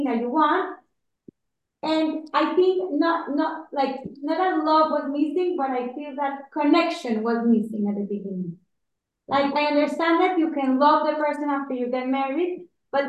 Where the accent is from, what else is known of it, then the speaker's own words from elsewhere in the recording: Panama; I'm also from Panama